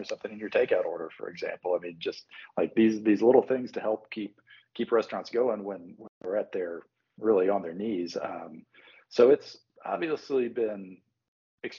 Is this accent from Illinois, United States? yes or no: no; Birmingham, Alabama, United States; now in Atlanta, United States; growing up in Birmingham.